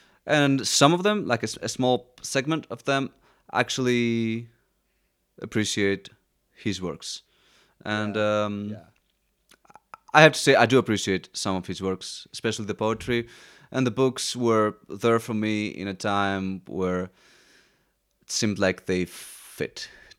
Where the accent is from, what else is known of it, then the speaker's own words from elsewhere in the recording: Athens, Attica, Greece; Well, growing up in Athens obviously my family who was very mixed either way, but also seeing how the Greeks acted, it's very similar to the States.